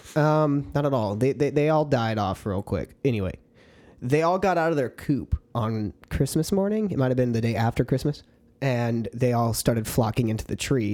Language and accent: English; Texas, United States; I was born in Texas